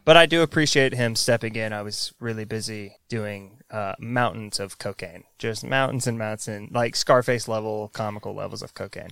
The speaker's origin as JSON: {"language": "English", "region": "the South", "country": "United States", "tie": "born or raised there", "said": "I grew up in the South"}